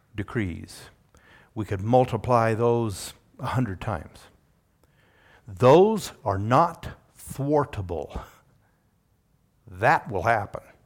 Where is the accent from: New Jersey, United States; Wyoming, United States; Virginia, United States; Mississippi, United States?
Wyoming, United States; I'm a Wyomingite